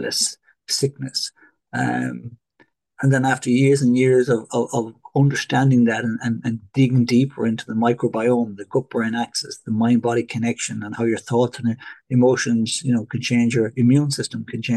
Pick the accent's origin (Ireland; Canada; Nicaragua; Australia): Ireland; Galway, Connacht; also born or lived in Portugal; now in Dublin, Ireland; I'm an Irishman originally from Galway, now living in Dublin